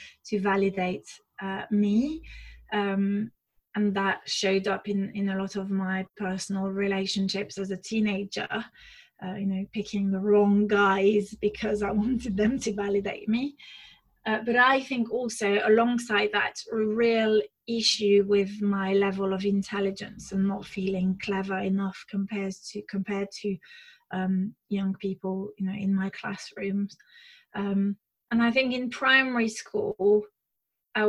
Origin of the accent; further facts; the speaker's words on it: France; moved away; I was born and raised in France, to amazing parents